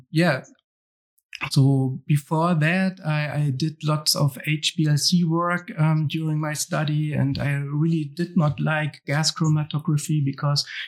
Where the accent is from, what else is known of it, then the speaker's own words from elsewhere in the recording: Hamburg, Germany; I was born and raised in Hamburg